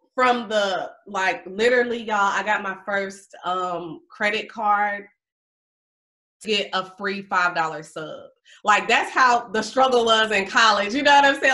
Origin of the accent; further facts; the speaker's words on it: Mobile, Alabama, United States; moved away as an adult; now in Atlanta, United States; I'm a Alabama girl. I'm from Mobile, Alabama.